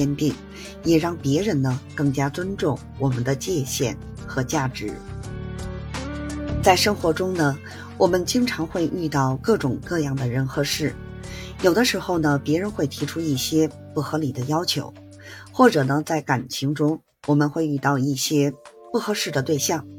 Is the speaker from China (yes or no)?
yes; Beijing, China; 我是北京的…，感谢您的关注和支持